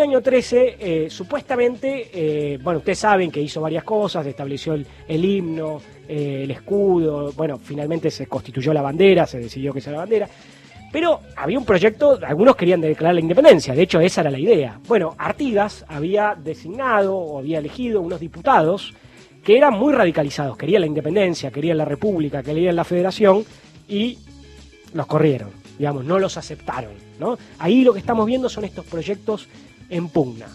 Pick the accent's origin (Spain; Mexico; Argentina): Argentina